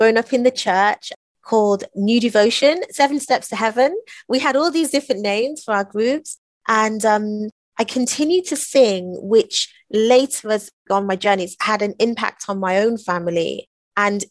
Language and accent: English; England, United Kingdom; we grew up in England in the 70s